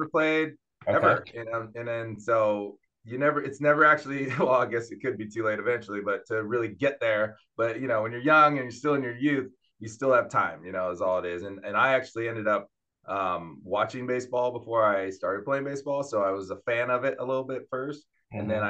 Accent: Santa Cruz, California, United States; now in Charlotte, United States; I grew up in the West Coast. So I grew up in California, in Santa Cruz, California

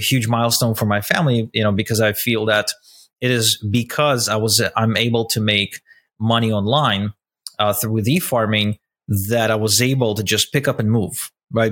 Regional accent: Ukraine; I grew up in Ukraine. I was born in Ukraine to a Russian couple

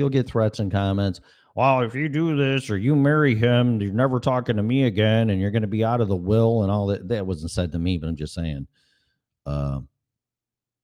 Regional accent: Illinois, United States; moved away as an adult; now in Florida, United States; people that I grew up with in Illinois

